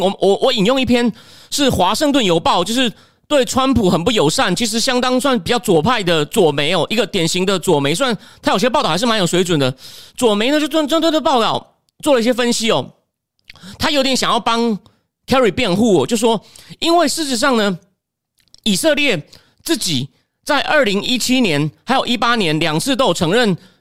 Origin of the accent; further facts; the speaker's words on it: Taiwan; 我们台湾人